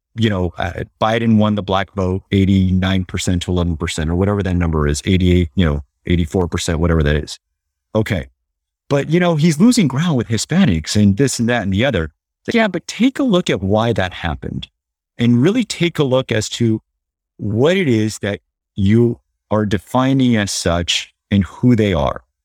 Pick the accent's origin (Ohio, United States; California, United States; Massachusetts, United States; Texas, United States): California, United States; Los Angeles; I'm Latino, you know, born and raised here in L